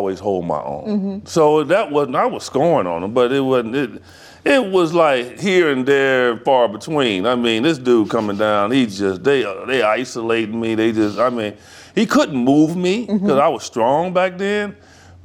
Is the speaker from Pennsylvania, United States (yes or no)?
no; Chicago, Illinois, United States; I'm from Chi